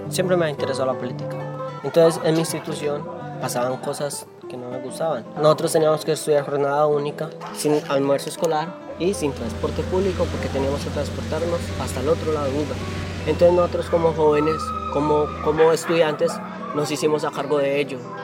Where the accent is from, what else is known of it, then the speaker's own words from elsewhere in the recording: municipality of Uca, Valle del Cauca, Colombia; soy del municipio de Uca